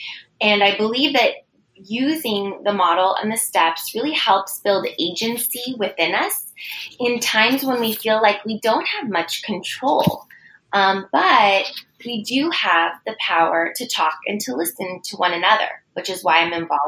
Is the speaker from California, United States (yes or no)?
yes; San Francisco, California, United States; a multiracial person with Filipina and Italian ancestry and born and raised in San Francisco.